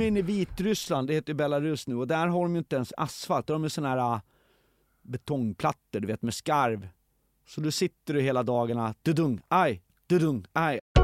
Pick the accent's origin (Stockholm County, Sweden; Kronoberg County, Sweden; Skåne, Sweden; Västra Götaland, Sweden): Stockholm County, Sweden; Stockholm; jag växte upp i Hässelby